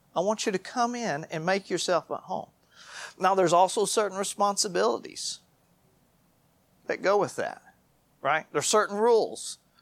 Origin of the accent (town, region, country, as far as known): United States